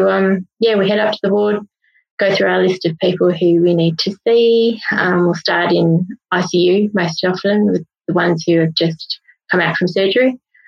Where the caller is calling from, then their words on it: Perth, Western Australia, Australia; So I'm joining you guys from Perth in Western Australia.